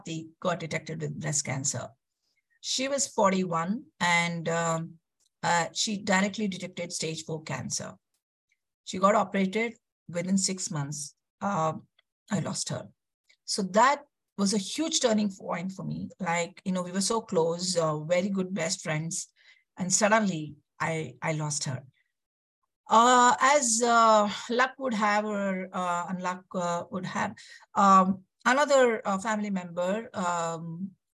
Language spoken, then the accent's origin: English; Bangalore, Karnataka, India; I'm basically from Bangalore, south of India